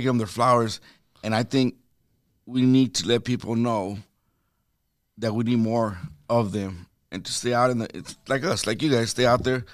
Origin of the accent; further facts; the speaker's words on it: El Paso, Texas, United States; moved away; I'm from Texas